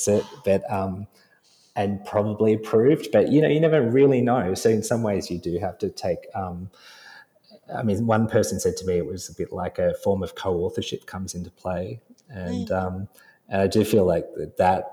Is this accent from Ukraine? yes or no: no; Sydney, New South Wales, Australia; we were of the same generation growing up in Sydney